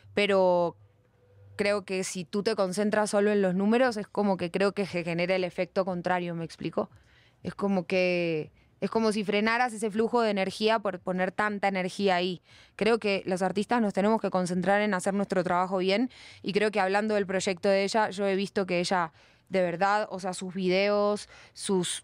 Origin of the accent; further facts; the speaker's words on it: Buenos Aires, Argentina; accent: Argentine; moved away as an adult; now in Bogotá, Colombia; yo nací en Buenos Aires al lado del río.